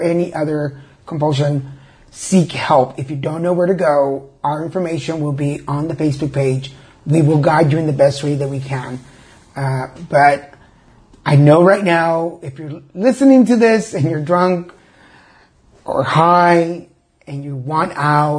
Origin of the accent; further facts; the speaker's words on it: Mexico; now in California, United States; I am one of those Mexicans, Mexican-Americans